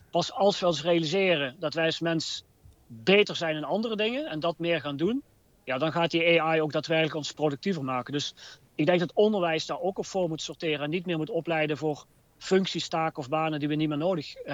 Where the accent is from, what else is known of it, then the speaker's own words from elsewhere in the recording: Eindhoven, North Brabant, Netherlands; Ik kom uit Brainport Eindhoven, maar we hebben ook eigenlijk geleerd, zeker vanuit Philips.